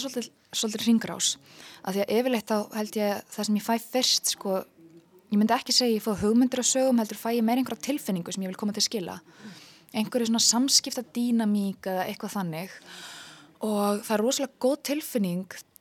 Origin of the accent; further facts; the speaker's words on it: Iceland; við Íslendingar